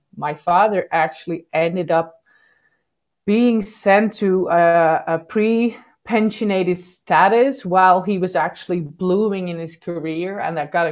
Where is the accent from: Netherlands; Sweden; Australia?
Netherlands; I am born and raised in the Netherlands